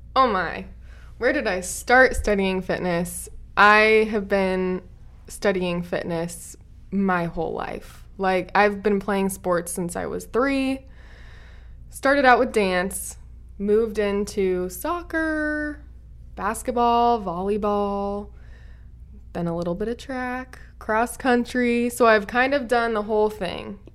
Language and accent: English; Oregon, United States; moved away as an adult; now in California, United States; I grew up in Oregon